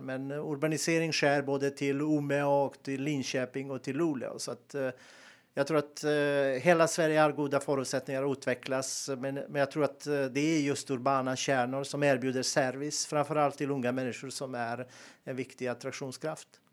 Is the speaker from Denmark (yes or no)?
no; Montenegro; moved away as an adult; also born or lived in Bosnia and Herzegovina; now in Sweden; jag är född och uppväxt i Montenegro